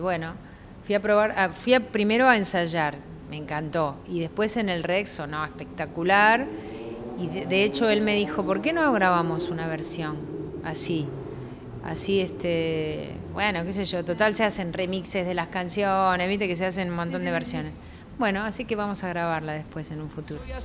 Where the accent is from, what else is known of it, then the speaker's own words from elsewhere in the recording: Lanús, Buenos Aires Province, Argentina; moved away; cuando era chica y cuando vivía en Lanús